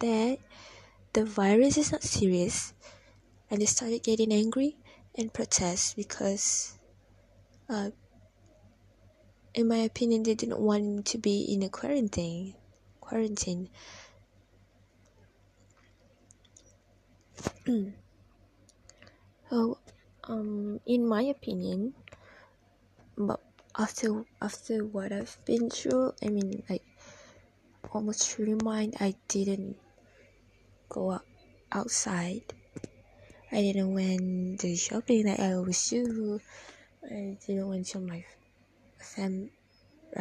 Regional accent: Malaysia; As Malaysian

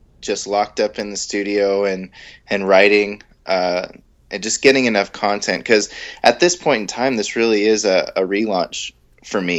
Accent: San Diego, California, United States; moved away as an adult; also born or lived in near San Francisco/Sacramento, California; now in near Sacramento, United States; I'm from San Diego. So I'm originally from San Diego

